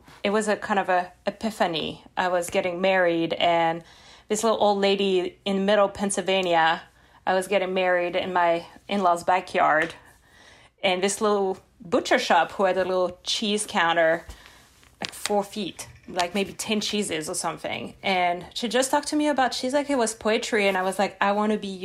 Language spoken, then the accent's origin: English; Lyon, Auvergne-Rhône-Alpes, France; English is a second language; moved away as an adult; now in Pittsburgh, United States; I come from Lyon, in the suburb of Lyon